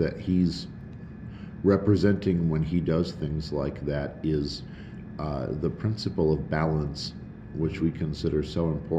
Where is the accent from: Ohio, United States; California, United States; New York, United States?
New York, United States; Schenectady; now in Lubbock, United States; as we've been here in Lubbock now for a while. I'm originally from Schenectady, New York